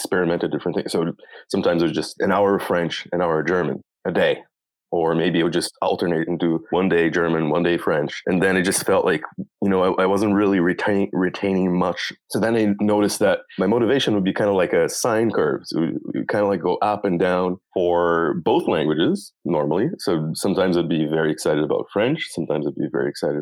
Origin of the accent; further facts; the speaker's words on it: Brazil; first language Portuguese; English is a second language; moved away as an adult; now in Vancouver, Canada; I was born and raised in Brazil, so English is my second language. Then I moved to Canada